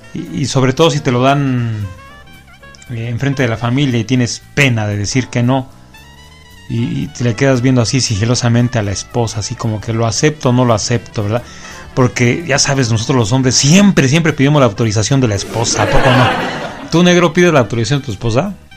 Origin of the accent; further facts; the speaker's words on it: Mexico; como buenos mexicanos